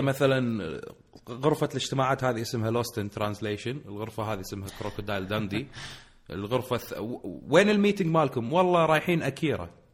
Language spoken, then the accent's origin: Arabic; Kuwait; عندنا بالكويت